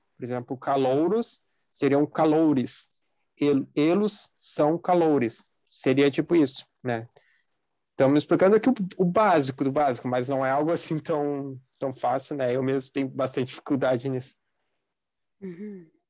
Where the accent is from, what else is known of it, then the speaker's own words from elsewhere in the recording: Brazil; a gente é brasileiro